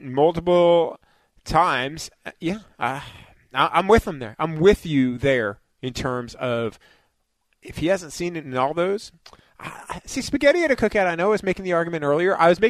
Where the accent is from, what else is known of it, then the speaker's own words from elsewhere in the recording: New York, United States; I'm a New Yorker.